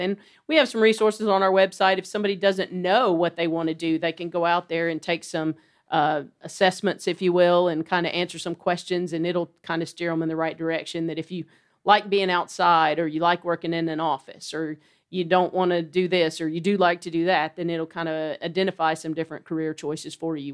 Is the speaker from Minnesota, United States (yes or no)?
no; Dalton, Georgia, United States; moved away as an adult; now in Chattanooga, United States; I've grown up in this area. I'm from Dalton, just right down the road